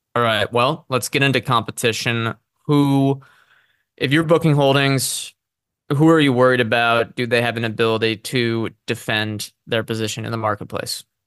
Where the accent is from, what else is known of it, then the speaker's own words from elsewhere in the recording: United States; as an American consumer